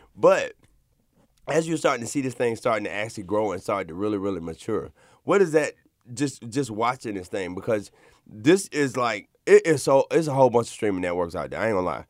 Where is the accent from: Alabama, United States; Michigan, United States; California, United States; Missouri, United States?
Alabama, United States; Montgomery; I come from Montgomery, Alabama